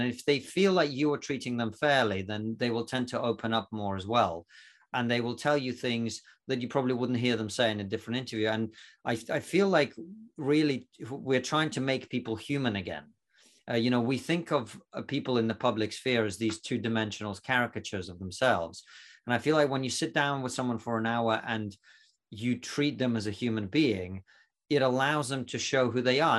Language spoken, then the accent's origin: English; Russia; now in United Kingdom; I'm actually not from Romania, uh, from, I'm from Russia.